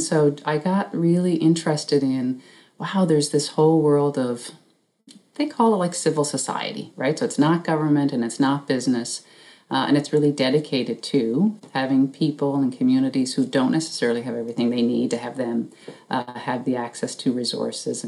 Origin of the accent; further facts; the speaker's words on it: Newfoundland and Labrador, Canada; growing up in Newfoundland